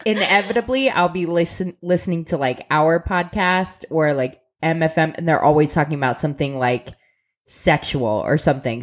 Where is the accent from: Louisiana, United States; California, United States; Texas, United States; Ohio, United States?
Ohio, United States; Columbus; we're from Columbus, Ohio